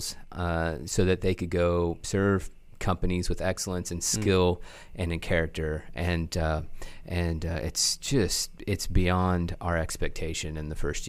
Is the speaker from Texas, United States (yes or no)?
no; Oklahoma, United States; also born or lived in California; I was born in Southern California and grew up in Oklahoma.